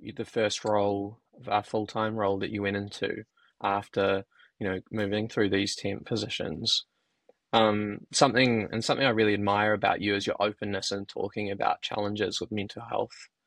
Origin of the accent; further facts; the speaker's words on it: New Zealand; as a Kiwi